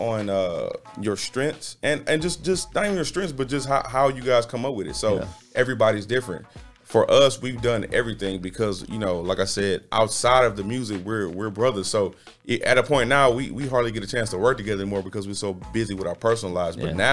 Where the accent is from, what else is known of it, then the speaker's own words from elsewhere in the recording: Los Angeles, California, United States; also born or lived in St. Louis / Houston; I was raised in Los Angeles, California, St. Louis, Missouri, and Houston.